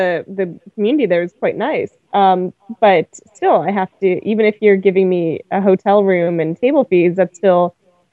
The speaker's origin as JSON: {"language": "English", "town": "Winnipeg", "region": "Manitoba", "country": "Canada", "said": "Winnipeg, where I'm from"}